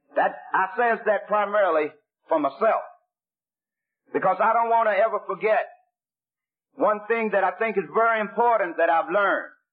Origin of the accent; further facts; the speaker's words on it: Pittsburgh, Pennsylvania, United States; I was born in Pittsburgh, Pennsylvania